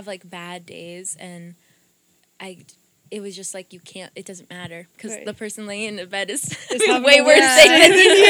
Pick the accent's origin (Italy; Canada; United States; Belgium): United States; Leominster, Massachusetts; first language Portuguese; English is a second language; also born or lived in Brazil; I was born and raised in Leominster. Like I said, I was in 2.5 to almost 3 years in Brazil for middle school. But I still got a little piece of middle school here. And, for the most part. And we moved back to Leominster, you know?